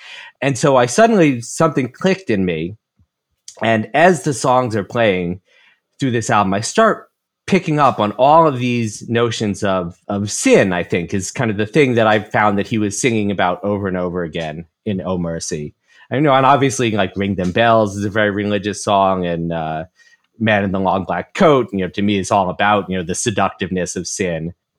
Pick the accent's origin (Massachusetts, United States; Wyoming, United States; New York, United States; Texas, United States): New York, United States; You know, I'm from New York, you know, in my 50s.